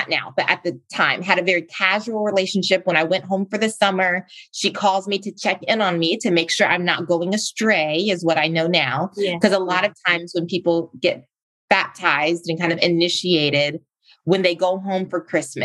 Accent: South Carolina, United States; moved away as an adult; also born or lived in Virginia; I grew up in South Carolina

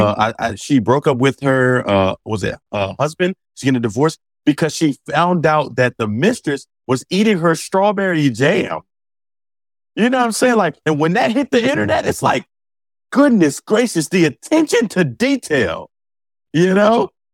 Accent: Philadelphia, Pennsylvania, United States; growing up in Philadelphia, where my high school was

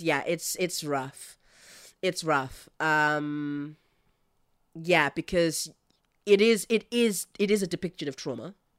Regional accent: South Africa; I, I come from South Africa

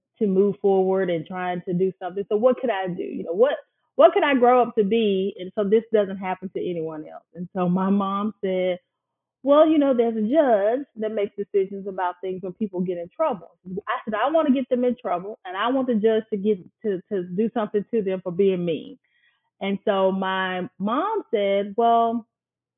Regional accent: Kokomo, Mississippi, United States; now in Jackson, United States; I grew up in Kokomo all my life on Kokomo Road

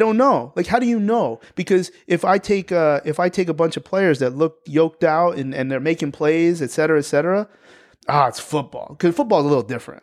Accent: New Jersey, United States; I'm from New Jersey

